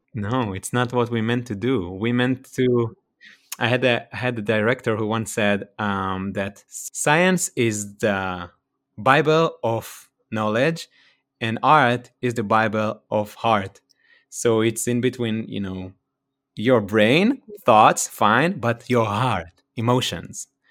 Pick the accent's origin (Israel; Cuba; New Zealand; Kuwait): Israel; Ramat Yohanan, Northern District; accent: Israeli; first language Hebrew; English is a second language; moved away as an adult; now in California, United States; from Israel, from the northern side of Israel, in a small place called a kibbutz. I was born there, and I spent there my first, uh, twenty-nine years, and I just moved to California.